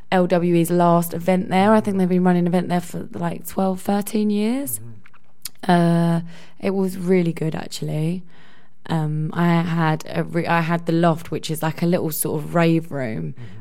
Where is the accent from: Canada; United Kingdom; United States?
United Kingdom; Epping, East of England; I'm playing in my hometown actually this Saturday in Essex, in Epping.